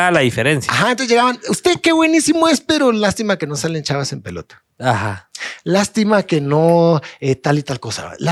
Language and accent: Spanish; Guatemala; soy chapín.